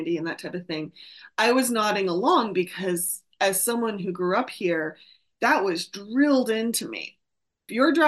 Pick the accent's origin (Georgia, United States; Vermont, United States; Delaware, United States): Vermont, United States; I grew up in Vermont